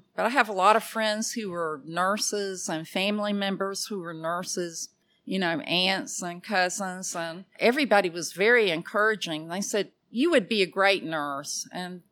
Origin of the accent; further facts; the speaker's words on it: Athens, Georgia, United States; my hometown of Athens